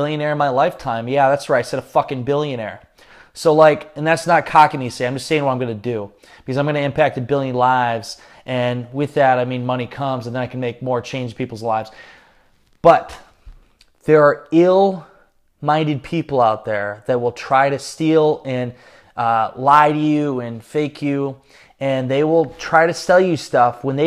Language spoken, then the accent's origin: English; Northeast Iowa, United States; I'm from Northeast Iowa, small town